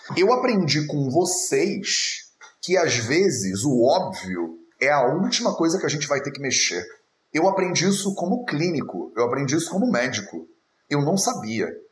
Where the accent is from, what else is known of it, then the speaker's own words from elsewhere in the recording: Rio de Janeiro, Brazil; accent: carioca; now in Portugal; numa sociedade como a nossa, né, a brasileira, onde eu fui criado no Rio de Janeiro